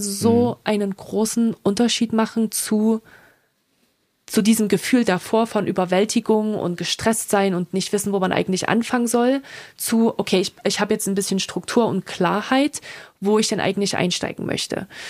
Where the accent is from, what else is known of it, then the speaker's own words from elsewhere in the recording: Germany; moved away as an adult; also born or lived in France / Dublin, Ireland; now in United States; als Europäerin, als Deutsche in Amerika zu leben